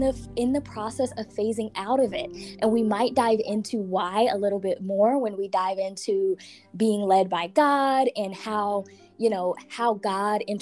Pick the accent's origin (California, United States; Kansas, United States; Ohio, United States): Kansas, United States; Wichita; moved away as an adult; also born or lived in Seattle, Washington; now in Kansas City, United States; I was born in Seattle, Washington. When I was little, I moved to Wichita, and that's pretty much where I grew up and where I was raised